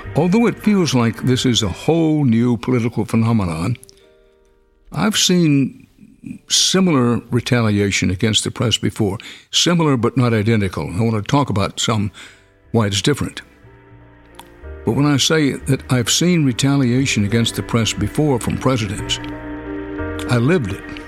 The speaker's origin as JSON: {"language": "English", "town": "Houston", "region": "Texas", "country": "United States", "tie": "born or raised there", "said": "in Houston, it was my hometown"}